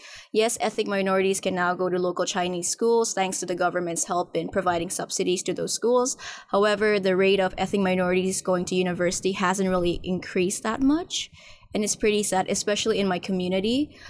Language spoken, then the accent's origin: English; Nepal; now in Hong Kong; And then later my mom gave birth to me here. But actually, I was raised in Nepal.